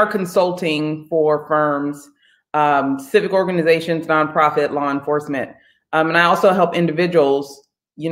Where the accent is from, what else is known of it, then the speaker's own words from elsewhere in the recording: San Jose, California, United States; moved away as an adult; also born or lived in Contra Costa, California / Grambling, Louisiana; now in Redondo Beach, United States; I'm from the Bay Area. So I'm from San Jose, California, lived in Contra Costa, California.